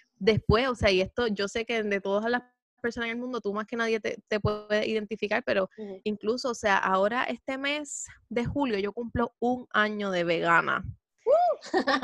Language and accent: Spanish; Puerto Rico; Puerto Rico siendo un lugar latino que está lleno de curvas